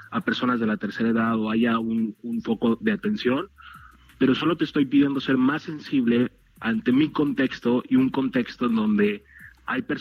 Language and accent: Spanish; Mexico; como mexicanos